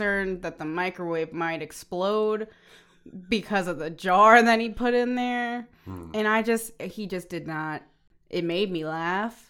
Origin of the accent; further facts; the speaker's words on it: the South, United States; also born or lived in Pigeon Forge, Tennessee; I've been raised in the South my whole life